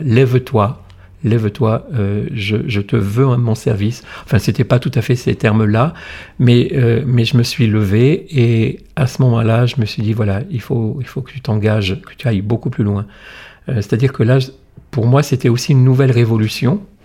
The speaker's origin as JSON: {"language": "French", "area": "the Nord", "region": "Hauts-de-France", "country": "France", "tie": "born or raised there", "also_born_or_lived": "Alsace / Monaco / Dunkirk", "moved": "yes", "lives_now": "Valence, France", "said": "je suis originaire du Nord"}